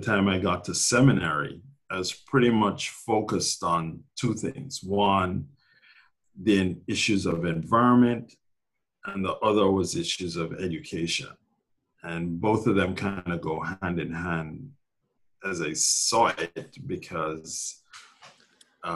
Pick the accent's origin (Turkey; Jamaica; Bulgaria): Jamaica; moved away as an adult; also born or lived in Glasgow, Scotland / Minneapolis, Minnesota / Massachusetts; now in New York City, United States; So most of my adolescent years, all of my adolescent years, I grew up in Jamaica